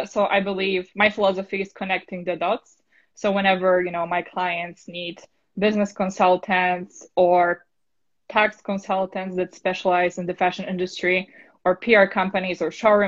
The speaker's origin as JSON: {"language": "English", "country": "Poland", "second_language": "English", "moved": "yes", "lives_now": "New York, United States", "said": "I'm originally from Poland"}